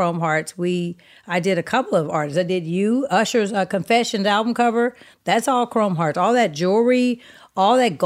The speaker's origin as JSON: {"language": "English", "area": "the Bay Area", "region": "California", "country": "United States", "tie": "born or raised there", "moved": "yes", "said": "I was born in the Bay"}